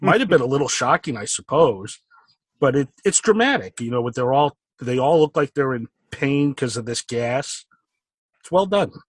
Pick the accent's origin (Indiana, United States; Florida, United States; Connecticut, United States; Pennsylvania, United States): Connecticut, United States; Stamford; I grew up in uh, Fairfield County in Connecticut in Stamford, so pretty close to New York.